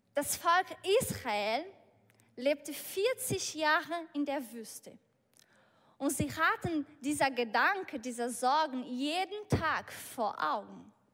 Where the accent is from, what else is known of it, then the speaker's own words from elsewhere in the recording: Brazil; German is a second language; moved away; ich bin auf dem Bauerhof aufgewachsen.